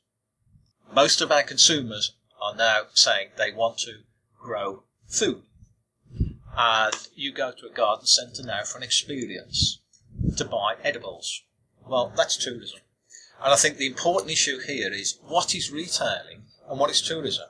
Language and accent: English; Australia; as an Australian